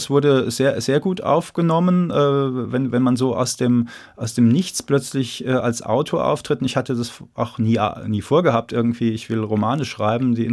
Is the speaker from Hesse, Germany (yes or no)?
yes; Darmstadt, Hesse, Germany; born there; Ich bin ähm, gebürtiger Aheilger, das ist Orhelier, wie man äh, im Dialekt sagt, das ist der nördliche äh, Vorort. Und ähm, ich bin deswegen überzeugter Darmstädter, weil Darmstadt an der richtigen Stelle liegt.